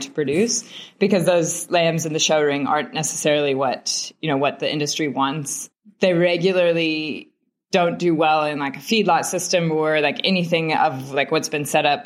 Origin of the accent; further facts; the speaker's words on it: Northeast Kansas, United States; moved away as an adult; now in Port Elizabeth, South Africa; So I grew up in Northeast Kansas, and I did grow up on a sheep farm